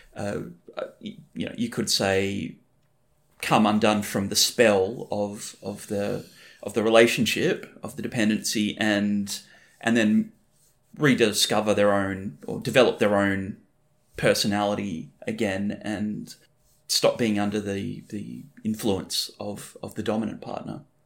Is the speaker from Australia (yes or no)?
yes; Wheatbelt, Western Australia, Australia; also born or lived in Perth; me growing up in the Whig Belt of West Australia